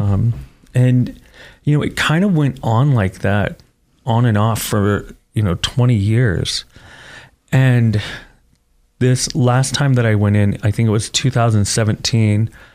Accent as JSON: {"language": "English", "town": "Parma", "region": "Ohio", "country": "United States", "tie": "born or raised there", "also_born_or_lived": "Oregon", "moved": "as an adult", "said": "I grew up in Parma"}